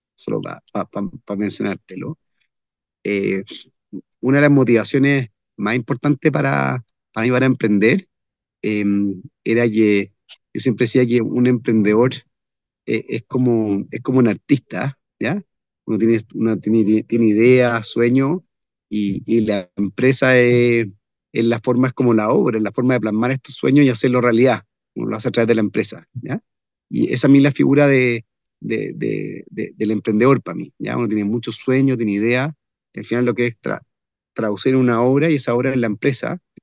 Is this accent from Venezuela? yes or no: no; Chile; a mi país, a Chile